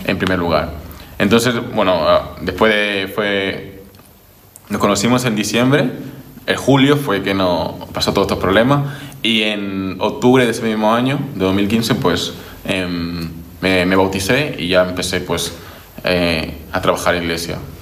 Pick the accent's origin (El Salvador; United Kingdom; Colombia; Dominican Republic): Dominican Republic; also born or lived in Barcelona, Spain; now in Spain; soy de República Dominicana y bueno, estoy en España desde hace 11 años